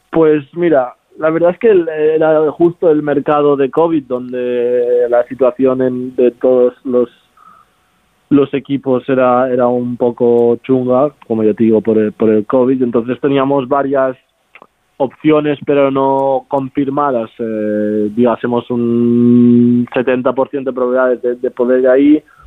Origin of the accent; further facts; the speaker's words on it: Barcelona, Catalonia, Spain; moved away as an adult; now in Italy; nací allí en Barcelona, vivo, bueno, vivía, ahora ya estoy viviendo aquí en Italia